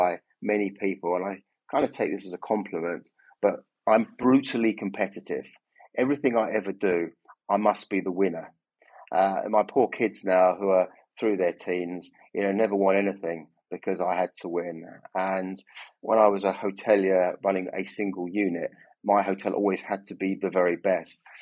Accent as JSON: {"language": "English", "town": "Chelmsford", "region": "East of England", "country": "United Kingdom", "tie": "born or raised there", "moved": "as an adult", "lives_now": "London, United Kingdom", "said": "my first 18 years were spent in deepest, darkest Chelmsford out in Essex, where I went to school"}